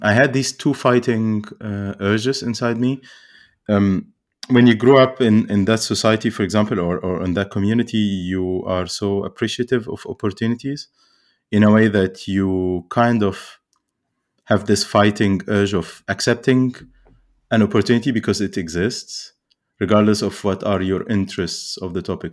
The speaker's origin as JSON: {"language": "English", "town": "Cairo", "region": "Cairo Governorate", "country": "Egypt", "tie": "born or raised there", "said": "I grew up in Cairo"}